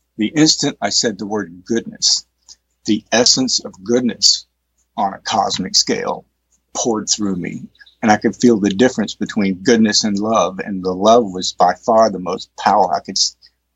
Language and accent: English; East Texas, United States; I grew up in East Texas